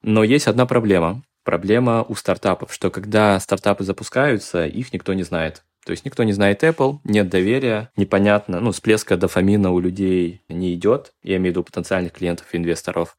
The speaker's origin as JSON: {"language": "Russian", "region": "Tashkent", "country": "Uzbekistan", "tie": "born or raised there", "said": "я родом из Ташкента"}